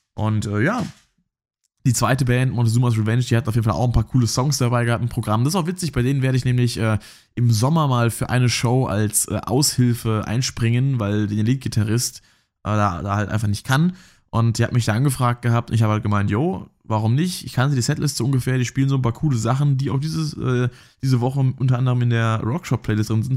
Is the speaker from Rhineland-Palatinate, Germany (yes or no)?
yes; Rhineland-Palatinate, Germany; ich komme ja hier aus, aus der Pfalz